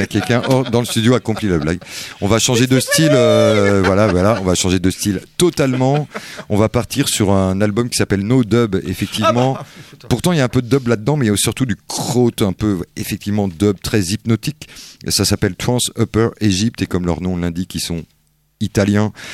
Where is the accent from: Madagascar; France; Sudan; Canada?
France; on le comprend bien en tant que français.